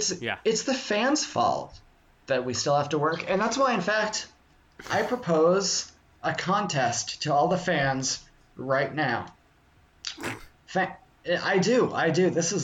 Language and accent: English; Florida, United States; we're just a couple small-town Florida guys. We grew up down there in the Keys, just sifting our toes through conch shells and sand every night